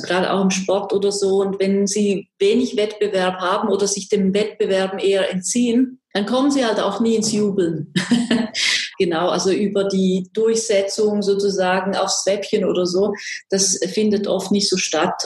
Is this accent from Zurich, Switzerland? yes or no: no; Graubünden, Switzerland; accent: Swiss; moved away as an adult; also born or lived in Swabia / Basel / Tübingen; now in Böblingen, Germany; Wie Sie an meiner Sprache hören, bin ich Schweizerin. Ich komme aus Graubünden in der Schweiz.